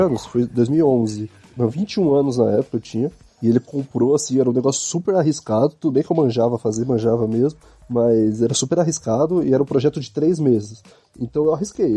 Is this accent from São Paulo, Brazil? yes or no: yes; Ribeirão Pires, São Paulo, Brazil; also born or lived in Santo André; now in São Bernardo do Campo, Brazil; mudou para Ribeirão Pires, onde eu cresci e fui criado